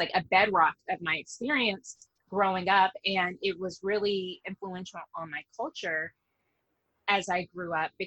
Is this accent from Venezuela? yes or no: no; Little Rock, Arkansas, United States; I grew up in Arkansas. Both of my parents are from Arkansas